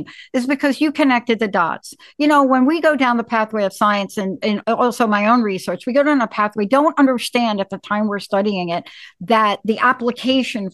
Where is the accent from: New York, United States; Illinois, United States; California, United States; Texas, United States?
New York, United States; I'm from New York